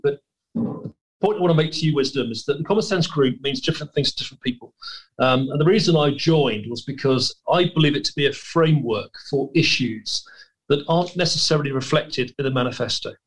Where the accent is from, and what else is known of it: United Kingdom